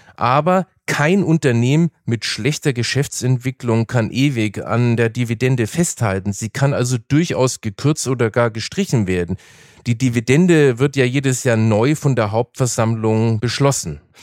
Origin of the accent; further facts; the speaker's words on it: Nuremberg, Bavaria, Germany; moved away; in meiner alten Heimat Nürnberg, wo ich ja aufgewachsen bin